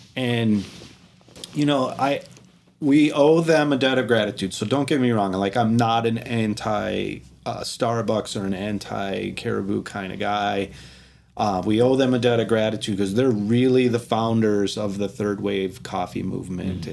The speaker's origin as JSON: {"language": "English", "country": "United States", "tie": "born or raised there", "said": "I was born in America"}